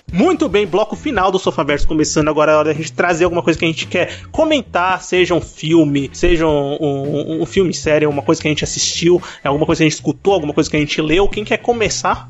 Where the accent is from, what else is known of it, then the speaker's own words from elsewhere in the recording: Brazil; eu sou brasileiro